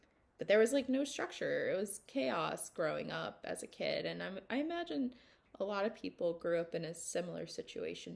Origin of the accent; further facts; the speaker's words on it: the South, United States; growing up in the South